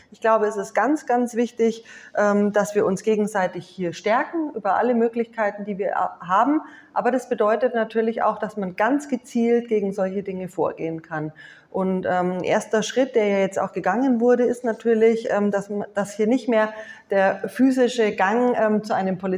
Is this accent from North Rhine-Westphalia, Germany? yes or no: no; Nuremberg, Bavaria, Germany; now in Munich, Germany; Den Ministerpräsidenten kenne ich jetzt eher ähm, aus meiner Heimatstadt Nürnberg, und wir laufen uns immer mal wieder über den Weg.